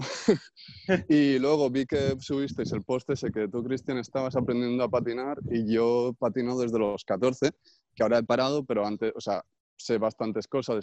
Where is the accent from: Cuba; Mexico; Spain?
Spain; Puigcerdà, Catalonia; en mi pueblo, que soy de Pucherda no hay bachillerato artístico